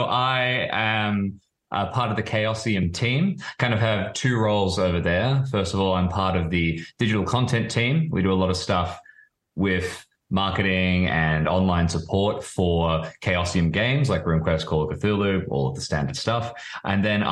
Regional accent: Melbourne, Victoria, Australia; I'm from Melbourne, Australia

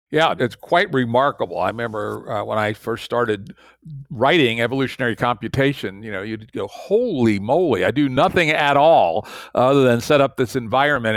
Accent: Maryland, United States; in Maryland, again, my home state

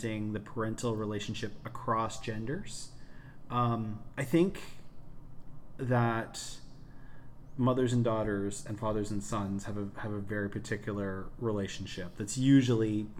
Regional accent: Canada; we're Canadian

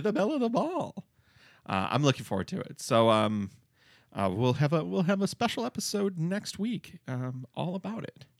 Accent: Detroit, Michigan, United States; I was from the Detroit area

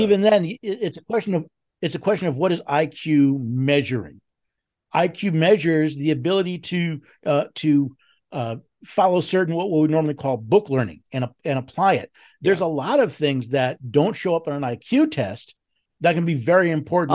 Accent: New York City, New York, United States; moved away; I was born and raised in New York, uh, in New York City, lived there many years

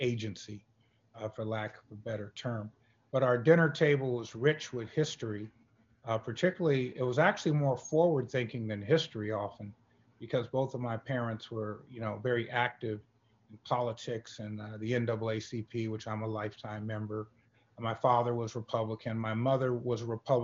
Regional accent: San Francisco, California, United States; I was born and raised in San Francisco, California

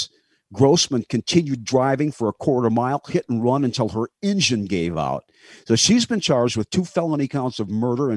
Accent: Livonia, Michigan, United States; when I was a boy growing up in the Rosedale Garden section of Livonia, Michigan

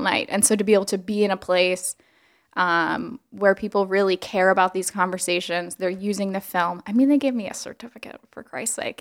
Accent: Alabama, United States; moved away; I was born in Alabama

